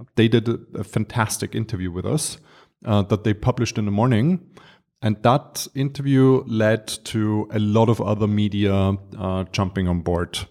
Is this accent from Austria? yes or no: yes; Vienna, Austria; also born or lived in Dar es Salaam, Tanzania; I was born and raised in Vienna